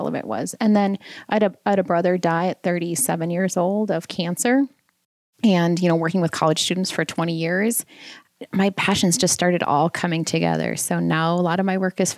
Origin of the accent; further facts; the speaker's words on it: Southwest Minnesota, United States; moved away as an adult; also born or lived in Wisconsin / Philadelphia; I grew up in Southwest Minnesota on a farm